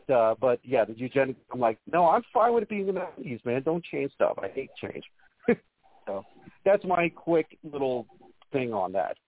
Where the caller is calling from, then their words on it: Las Vegas, Nevada, United States; from good old Las Vegas.